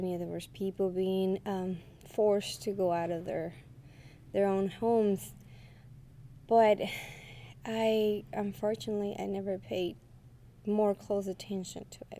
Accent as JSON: {"language": "English", "country": "Mexico", "moved": "yes", "lives_now": "United States", "said": "I live here in the U.S. I'm originally from Mexico."}